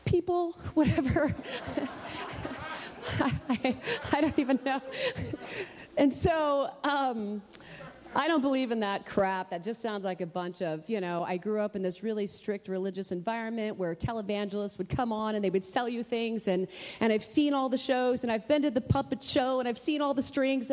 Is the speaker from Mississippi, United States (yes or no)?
no; Oklahoma, United States; moved away as an adult; also born or lived in Los Angeles, California; I'm from Oklahoma